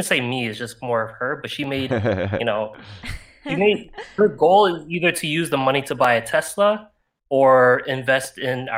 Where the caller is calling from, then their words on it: Toronto, Ontario, Canada; Figured I'd just try to do it because I'm in from Toronto, so I don't think our hours are the same.